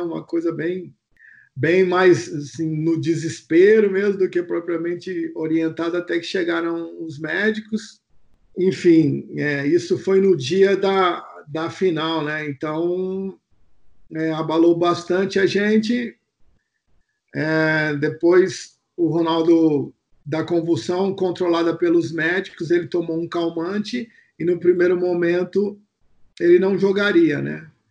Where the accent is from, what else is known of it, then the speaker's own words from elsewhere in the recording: São Paulo, Brazil; eu sou natural daqui de São Paulo, né? Da Zona Sul